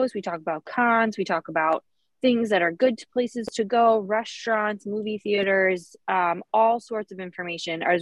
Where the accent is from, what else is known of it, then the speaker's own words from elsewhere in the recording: New York, United States; also born or lived in the South (US); now in Fort Drum, New York, United States; we're also from New York